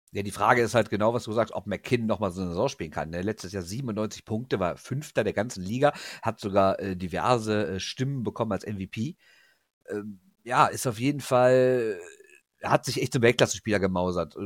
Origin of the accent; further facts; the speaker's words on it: Rhineland, Germany; Wir sind ja Rheinländer